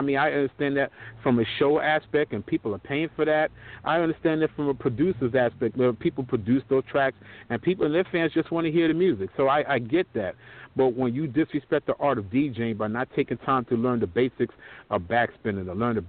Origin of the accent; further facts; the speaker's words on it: New York City, New York, United States; also born or lived in Long Island; from my days of growing up in New York City and Long Island